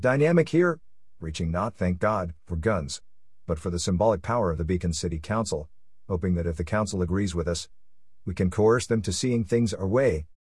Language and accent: English; United States; I'm an American Jew with deep and strong connections to the people, state, and land of Israel